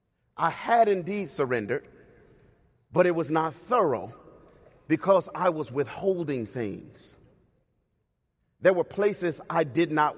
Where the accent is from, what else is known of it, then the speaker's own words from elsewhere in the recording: Cleveland, Ohio, United States; moved away; I was born and raised in Cleveland, Ohio